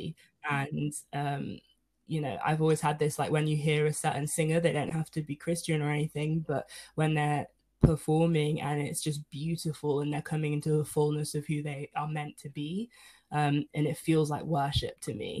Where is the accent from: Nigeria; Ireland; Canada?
Nigeria; I'm Nigerian